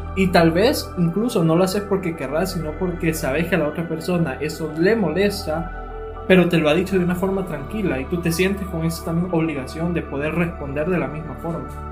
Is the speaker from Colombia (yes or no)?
no; El Salvador; nosotros como cultura salvadoreña